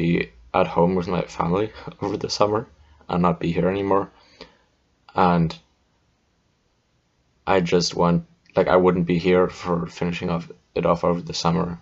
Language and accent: English; Germany; moved away; my home country of Germany, where our schools were still in the Middle Ages